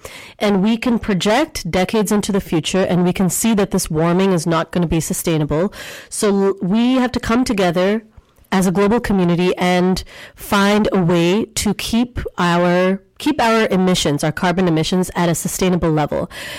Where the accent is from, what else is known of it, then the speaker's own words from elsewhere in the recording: India; born there; I was born in India also.